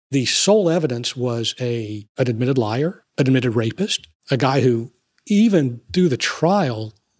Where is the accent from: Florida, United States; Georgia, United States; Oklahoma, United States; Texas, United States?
Georgia, United States; Atlanta; moved away as an adult; I grew up in Atlanta, Georgia. I practiced law there for approximately 25 years.